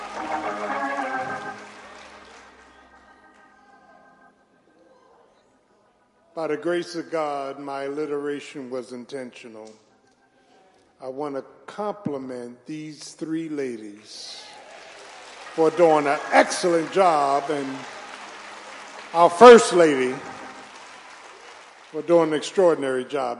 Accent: Philadelphia, Pennsylvania, United States; growing up in South Philly

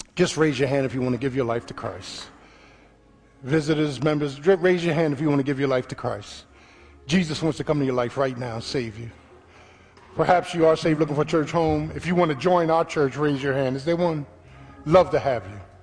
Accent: Philadelphia, Pennsylvania, United States; I'm from Philly, man.

